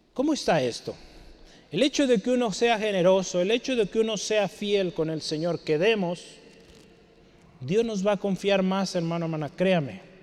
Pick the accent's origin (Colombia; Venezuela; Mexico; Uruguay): Mexico; como aquí como los mexicanos, vea cómo ponemos nombres